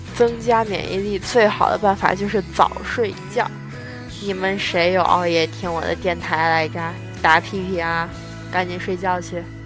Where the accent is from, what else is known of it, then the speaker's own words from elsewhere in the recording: Shanxi, China; moved away; 其实这次一回去回老家再听他说话